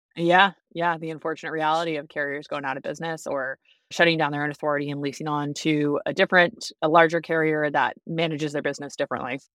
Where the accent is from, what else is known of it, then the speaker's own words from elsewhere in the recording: Boston, Massachusetts, United States; moved away as an adult; also born or lived in Washington, D.C.; now in Chicago, United States; I'm from the East Coast originally, even though I live in the Midwest now. I grew up in Boston